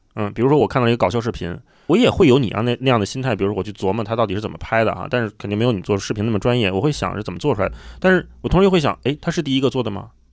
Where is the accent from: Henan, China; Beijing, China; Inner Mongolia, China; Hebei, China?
Beijing, China; 虽然我是出生在北京，但是我爸妈不是北京人